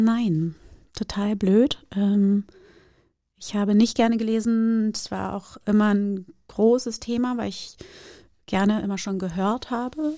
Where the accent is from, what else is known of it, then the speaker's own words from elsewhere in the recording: Germany; German is a second language; also born or lived in Brazil / Rio de Janeiro; meinen ersten Schultag, Schultag in Deutschland